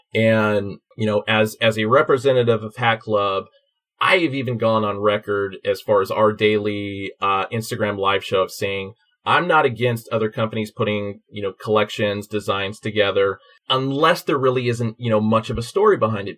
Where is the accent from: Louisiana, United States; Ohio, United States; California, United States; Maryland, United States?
California, United States; Oakland; I'm from Oakland